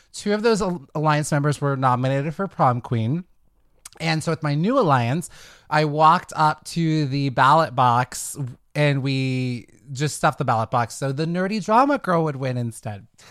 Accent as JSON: {"language": "English", "town": "Fairfield", "region": "California", "country": "United States", "tie": "born or raised there", "said": "I'm from the Bay Area. I grew up in a s, a town called Fairfield."}